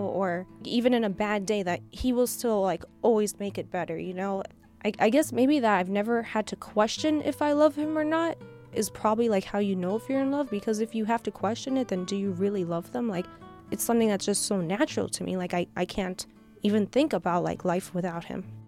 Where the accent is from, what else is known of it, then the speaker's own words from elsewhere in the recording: Miami, Florida, United States; now in Michigan, United States; we're from Miami